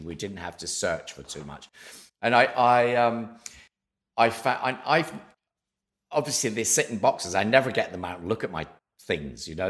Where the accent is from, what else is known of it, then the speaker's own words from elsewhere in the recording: southwest of Scotland, United Kingdom; moved away; I grew up in a little village in the southwest of Scotland